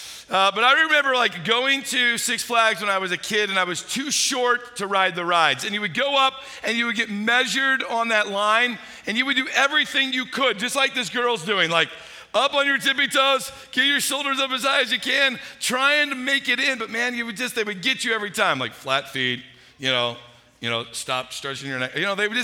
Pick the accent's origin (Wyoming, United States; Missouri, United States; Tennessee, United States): Missouri, United States; St. Louis; I grew up in St. Louis, Missouri